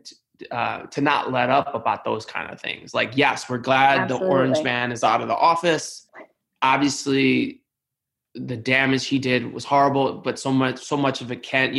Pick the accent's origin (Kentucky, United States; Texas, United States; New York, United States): New York, United States; as a New Yorker, a proud New Yorker, I have not loved all the narratives about New York